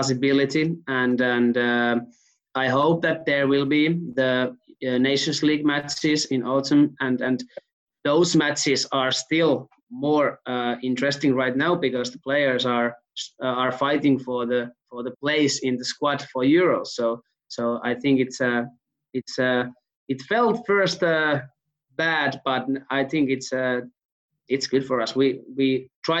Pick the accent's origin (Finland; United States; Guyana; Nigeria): Finland; Hyvinkää, Uusimaa; I'm from Hyvinkää, which is like a 1 hour ride from Helsinki.